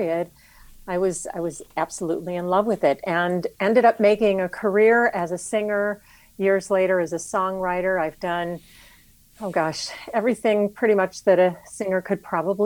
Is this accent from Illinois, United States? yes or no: yes; Chicago, Illinois, United States; I was born and raised in Chicago.